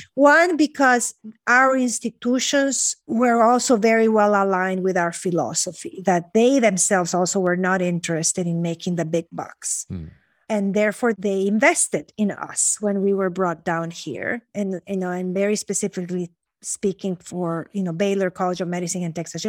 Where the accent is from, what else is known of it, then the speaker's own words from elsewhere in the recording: Honduras; I grew up in Honduras. So I'm mm-hmm. a, you know, Honduran